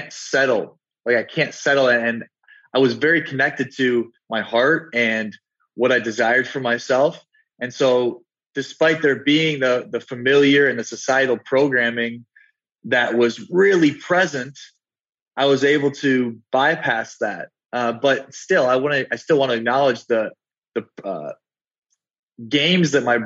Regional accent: South Dakota, United States; I'm from South Dakota. And if anybody knows anything about South Dakota and the Midwest, is that we're very family oriented

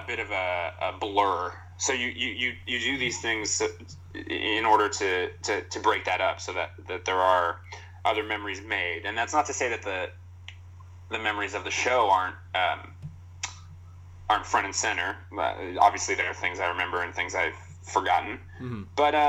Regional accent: Toronto, Ontario, Canada; I'm from Toronto.

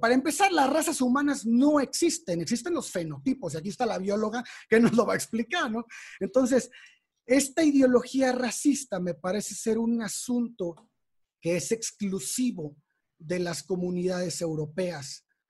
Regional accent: Mexico; somos mexicanos

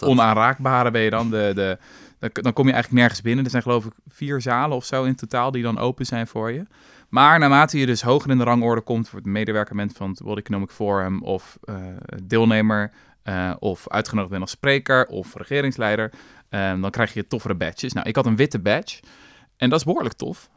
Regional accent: Netherlands

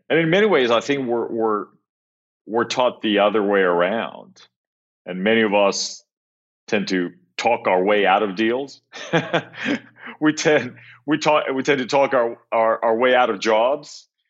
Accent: Cyprus; moved away; I grew up in Cyprus, which actually is where I am right now

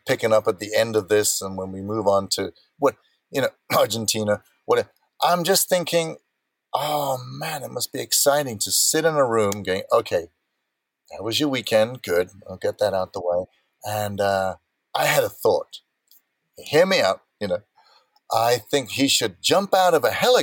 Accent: South Africa; I'm born and brought up in South Africa.

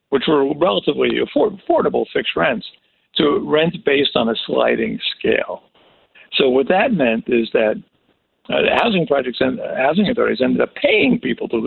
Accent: Brooklyn, New York, United States; I'm born and raised in Brooklyn. My grandfather had a store on Pickett Avenue in Nostrand

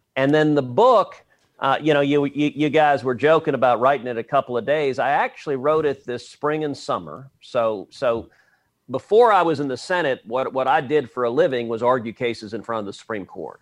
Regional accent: Texas, United States; I'm a Texan

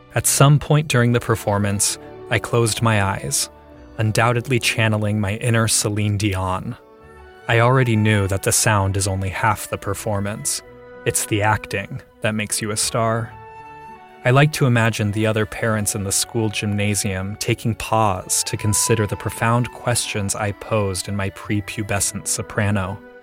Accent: Columbus, Ohio, United States; I grew up in Ohio

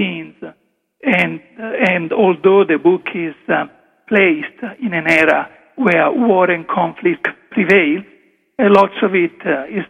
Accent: Italy; first language Italian; English is a second language; moved away; English is not really it's not my first language, as you can hear from my accent, I go back into mentally translating what I would have said in Italian

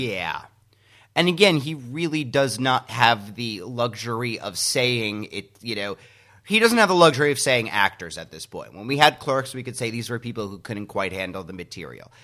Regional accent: New Jersey, United States; I'm from New Jersey

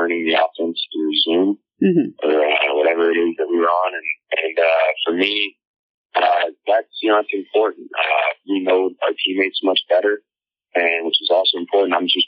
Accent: Colorado, United States; And just growing up in Colorado near the Air Force Base, I had a lot of friends who had military fathers and military mothers.

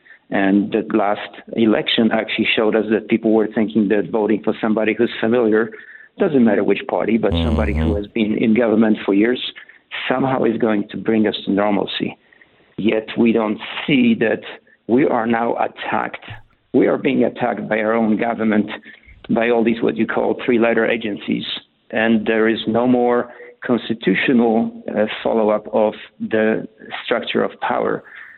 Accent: Poland; I had when I was growing up in Poland. We used to listen to Radio Free Europe, which was sponsored by American government.

